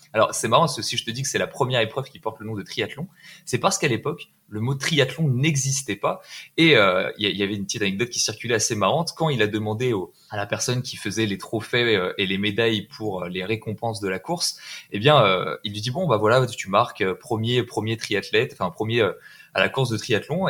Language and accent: French; France; En tant que Français